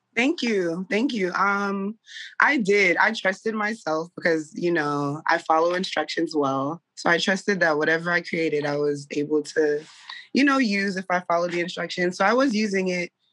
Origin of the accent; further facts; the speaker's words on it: South Florida, United States; I'm originally from South Florida. I have a Caribbean background